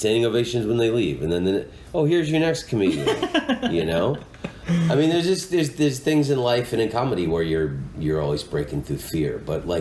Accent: Oviedo, Florida, United States; moved away; I grew up outside of Orlando, Florida, in a town called Oviedo

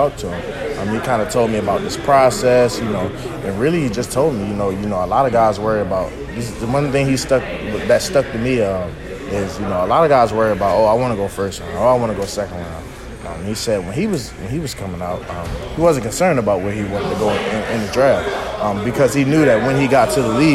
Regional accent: Baltimore, Maryland, United States; growing up in Baltimore

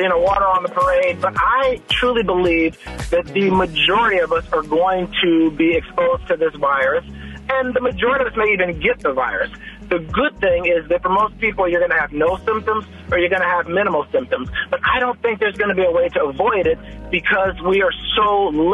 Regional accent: Chicago, Illinois, United States; I grew up in Chicago, so I claim Chicago.

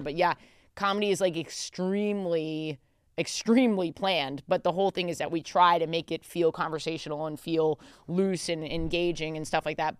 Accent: New York City, New York, United States; I'm a native New Yorker

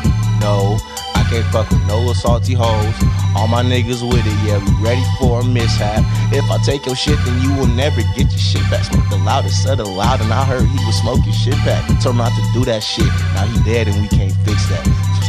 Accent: Stockton, California, United States; also born or lived in San Jose; now in Los Angeles, United States; I grew up in Stockton. Okay, I was born in San Jose.

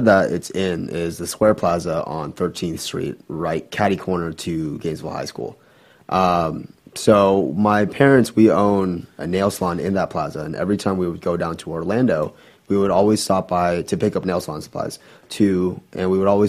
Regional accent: Vietnam; also born or lived in Philippines; So I'm Vietnamese.

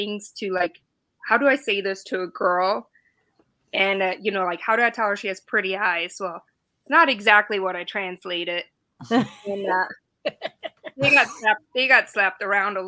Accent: Germany; born or raised there; English is a second language; moved away as an adult; also born or lived in Bavaria; now in United States

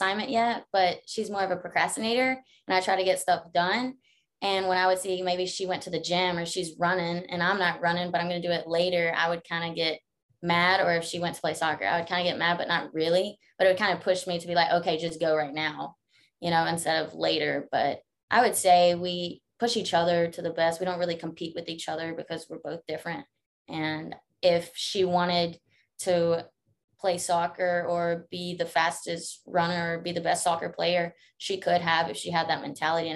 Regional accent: Laurel, Mississippi, United States; I'm from Laurel, Mississippi, most like Powers community, Jones County. So I went to Northeast Jones as a little kid. But before that, we grew up there

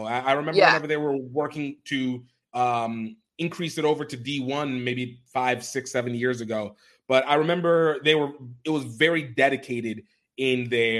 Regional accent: Iowa, United States; I'm from Iowa

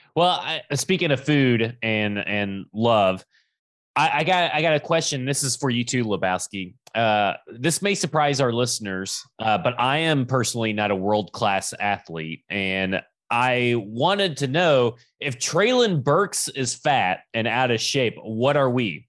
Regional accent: Alabama, United States; when we grew up in Alabama

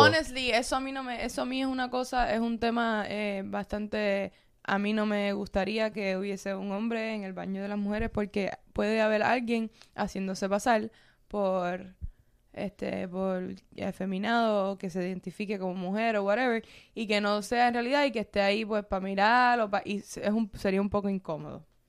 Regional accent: Cuba; now in United States; A mí me ha pasado solamente por ser cubana

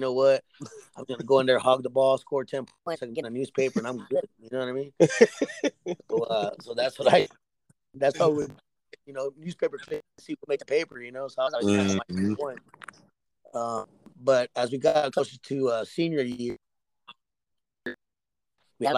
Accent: San Antonio, Texas, United States; I started off on the west side of town in San Antonio.

